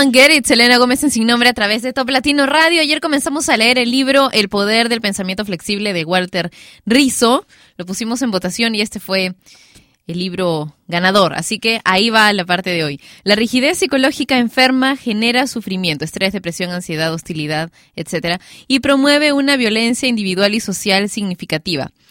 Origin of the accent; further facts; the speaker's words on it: Lima, Peru; yo soy de Lima y transmitimos la radio desde Lima también